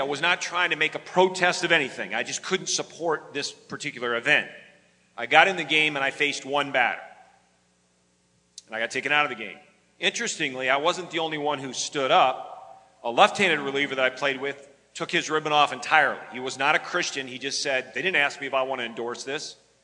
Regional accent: West Michigan, United States; moved away; I grew up in West Michigan

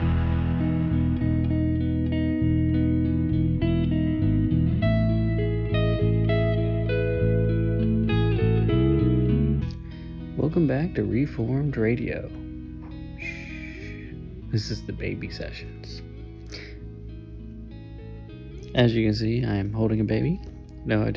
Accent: the Bible Belt, United States; Growing up in the Bible Belt, that's all I've ever known

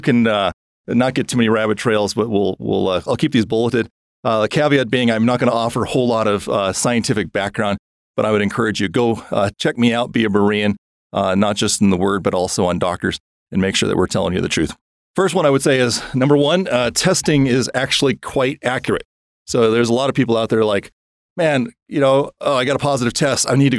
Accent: Wisconsin, United States; I came from Wisconsin, so I can say that.

